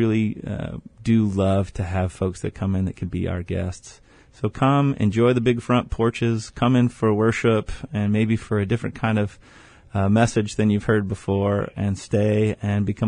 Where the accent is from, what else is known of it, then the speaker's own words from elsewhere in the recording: Austin, Texas, United States; moved away; I grew up in Austin